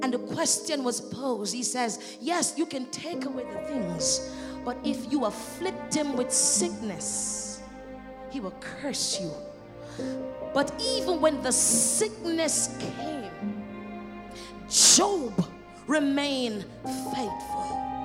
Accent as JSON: {"language": "English", "country": "Jamaica", "tie": "born or raised there", "said": "I was growing up in Jamaica"}